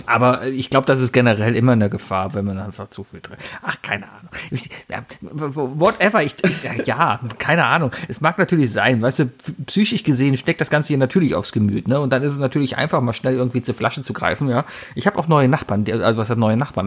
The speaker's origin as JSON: {"language": "German", "country": "Germany"}